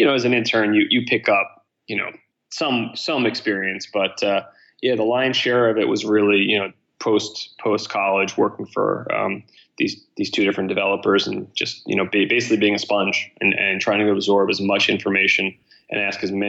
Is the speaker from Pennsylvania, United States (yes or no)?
yes; Philadelphia, Pennsylvania, United States; also born or lived in Boston; So I grew up here in Center City, Philadelphia, my whole life, and left when I graduated high